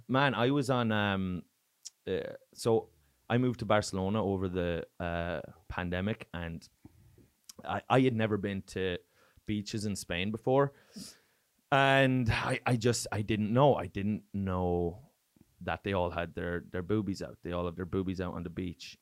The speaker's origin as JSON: {"language": "English", "country": "Ireland", "tie": "born or raised there", "accent": "Irish", "moved": "as an adult", "lives_now": "Oslo, Norway", "said": "growing up in Ireland"}